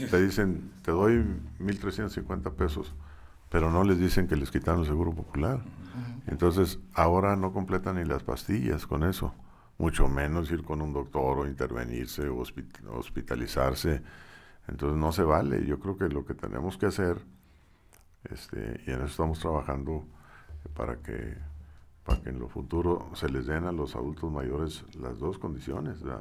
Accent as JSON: {"language": "Spanish", "town": "Saltillo", "region": "Coahuila", "country": "Mexico", "tie": "born or raised there", "said": "yo estudié en el Colegio Zaragoza."}